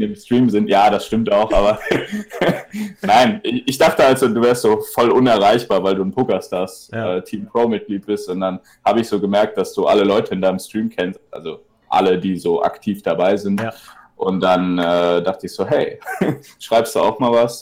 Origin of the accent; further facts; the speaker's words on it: Cologne, North Rhine-Westphalia, Germany; ich komme ja aus Köln